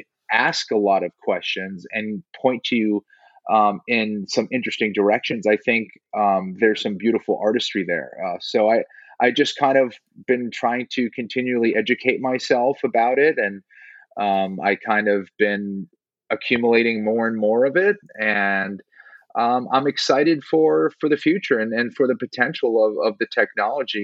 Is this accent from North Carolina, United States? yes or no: no; Boston, Massachusetts, United States; moved away as an adult; also born or lived in South Carolina; now in Los Angeles, United States; I'm originally from Boston. I was there in Boston till about 2000. I was there till the end of 2011